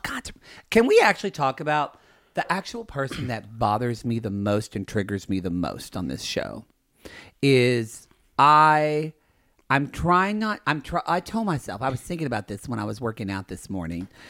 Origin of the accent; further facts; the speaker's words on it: the Bible Belt, the South, United States; I grew up in the Bible, buckle of the Bible Belt